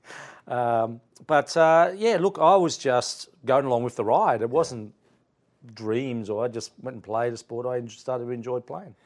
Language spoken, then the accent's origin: English; Queanbeyan, New South Wales, Australia; born or raised there; also born or lived in Italy